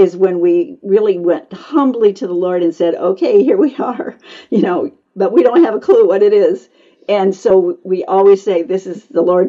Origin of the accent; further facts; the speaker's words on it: United States; I was born in America